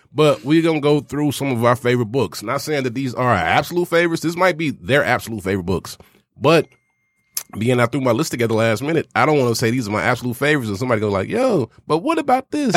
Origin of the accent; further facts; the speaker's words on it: the South, United States; me being born and raised in the South